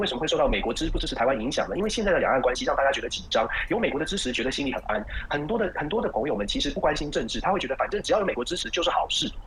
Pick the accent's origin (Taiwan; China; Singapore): Taiwan; now in Texas, United States; 那我自己因为我们是台湾出来的，所以我自己呢有很多的朋友，就是也在台湾从事政治工作